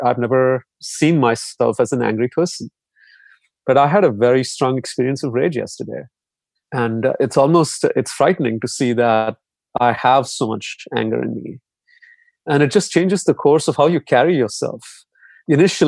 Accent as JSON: {"language": "English", "country": "India", "tie": "born or raised there", "said": "growing up in India"}